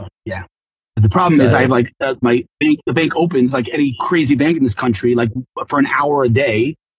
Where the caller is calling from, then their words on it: Modi'in, Central District, Israel; The holy city of Modi'in.